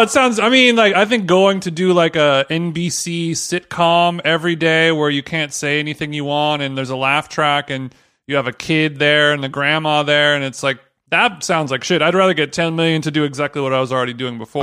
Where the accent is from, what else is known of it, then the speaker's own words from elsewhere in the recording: Orange County, California, United States; now in Los Angeles, United States; growing up in Orange County